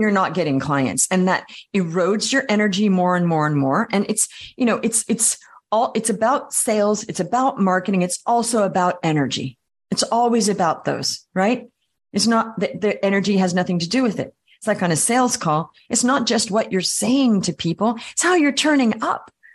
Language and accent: English; Australia; also born or lived in Paris, France / Vienna, Austria; now in New York City, United States; I grew up in Australia.